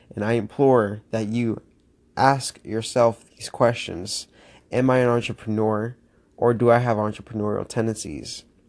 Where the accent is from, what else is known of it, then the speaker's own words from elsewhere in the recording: Florida, United States; moved away as an adult; also born or lived in Miami; now in Pittsburgh, United States; born and raised in Florida, twenty-one years.